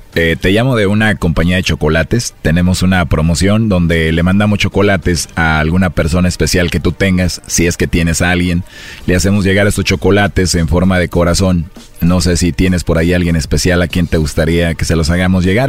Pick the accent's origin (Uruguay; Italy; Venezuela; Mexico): Mexico; Así somos los mexicanos